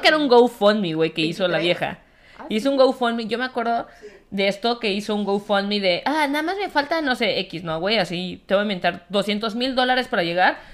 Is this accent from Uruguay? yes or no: no; Mexico; como mexicana, corazón azteca